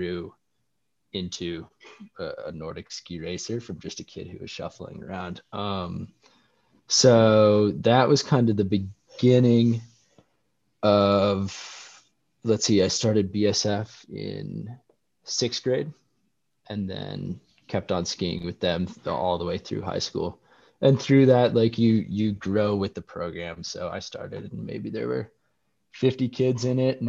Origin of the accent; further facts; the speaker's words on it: Bozeman, Montana, United States; Growing up in Bozeman, we always have a pretty solid winter